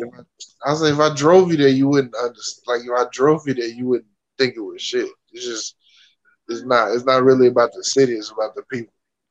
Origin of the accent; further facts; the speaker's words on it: Virginia, United States; Nah, I lied. I'm from Virginia.